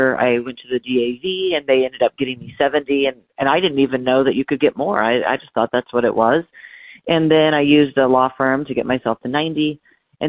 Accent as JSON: {"language": "English", "region": "Northern California", "country": "United States", "tie": "born or raised there", "said": "I grew up in Northern California in a little bitty town"}